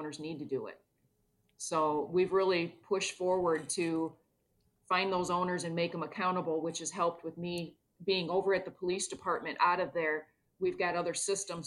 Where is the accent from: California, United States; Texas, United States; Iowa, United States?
Iowa, United States; Clinton; born and raised in Clinton